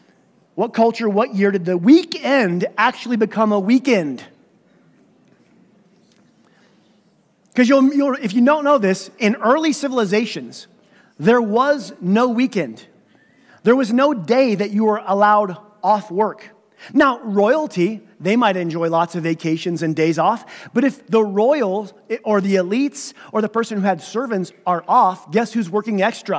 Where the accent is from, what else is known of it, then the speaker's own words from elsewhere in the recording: United States; moved away; I grew up in Redstone Marble. We would wear caps to church because it was so cold